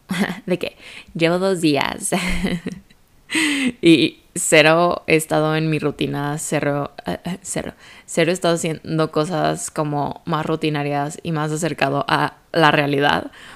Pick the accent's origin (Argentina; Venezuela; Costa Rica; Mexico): Mexico; Guadalajara, Jalisco; moved away as an adult; also born or lived in United States / Europe; Yo literalmente viví toda mi vida en la misma ciudad, soy de Guadalajara, México.